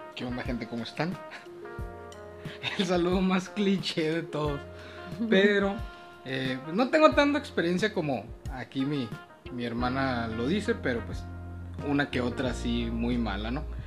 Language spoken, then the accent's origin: Spanish; Mexicali, Baja California, Mexico; born or raised there; also born or lived in Sinaloa